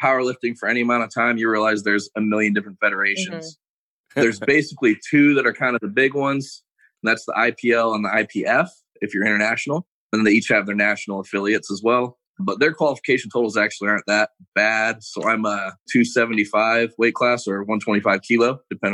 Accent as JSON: {"language": "English", "town": "Detroit", "region": "Michigan", "country": "United States", "tie": "born or raised there", "said": "I grew up in Detroit, kind of like in the city"}